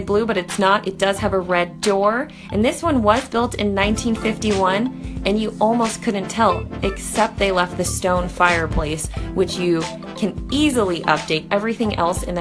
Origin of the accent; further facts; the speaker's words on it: San Marcos, California, United States; San Marcos. This is my hometown.